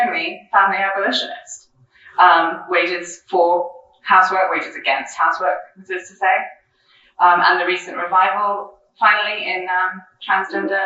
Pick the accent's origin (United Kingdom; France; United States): France; moved away; I grew up in France